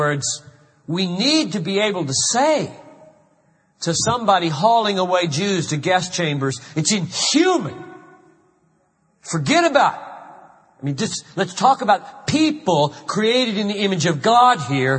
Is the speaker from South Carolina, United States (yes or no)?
yes; Greenville, South Carolina, United States; moved away; I grew up in Greenville, South Carolina